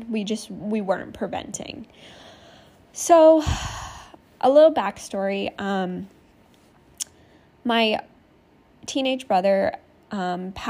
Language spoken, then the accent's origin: English; Maine, United States; moved away as an adult; now in California, United States; I was born and raised in Maine